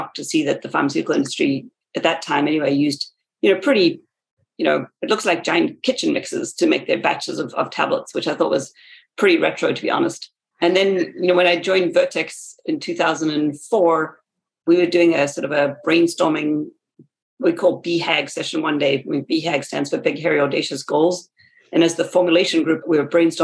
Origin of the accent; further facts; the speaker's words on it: South Africa; moved away as an adult; also born or lived in West Virginia, United States / Massachusetts, United States; now in United States; I grew up in South Africa, and so I did my bachelor's degree there. And then I came to America for graduate school.